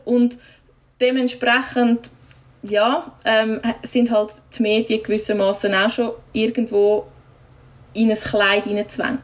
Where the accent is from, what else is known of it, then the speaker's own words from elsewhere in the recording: village near Einsiedeln, Schwyz, Switzerland; ich wohne zwar wieder äh, im Nebendorf, wo ich aufgewachsen bin